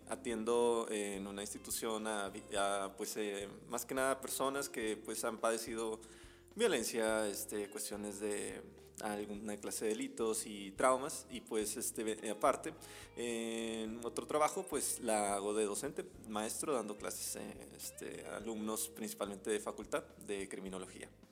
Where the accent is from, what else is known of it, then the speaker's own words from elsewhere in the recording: Veracruz, Mexico; moved away as an adult; now in Monterrey, Mexico; yo soy originario de, de Veracruz